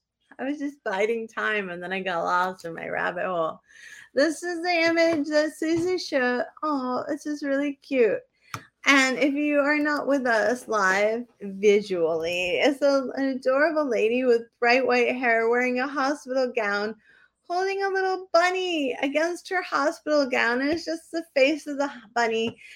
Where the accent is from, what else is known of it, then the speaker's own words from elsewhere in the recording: New England, United States; I am stupid and from New England